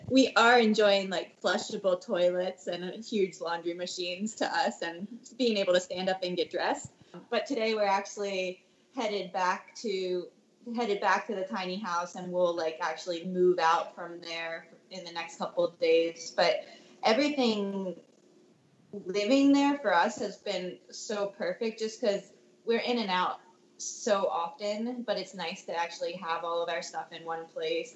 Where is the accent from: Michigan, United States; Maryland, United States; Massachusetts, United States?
Maryland, United States; now in Santa Cruz, United States; back home to where I grew up in Maryland